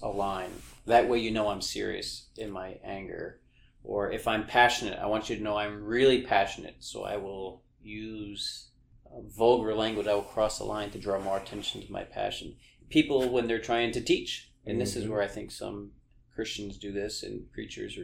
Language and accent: English; Long Island, New York, United States; I grew up on Long Island in New York in a blue-collar town